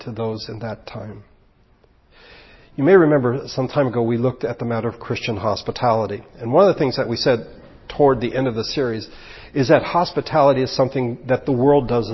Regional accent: United States; we are Americans

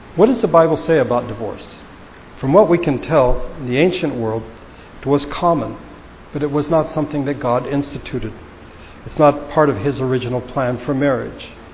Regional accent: United States; as American Christians

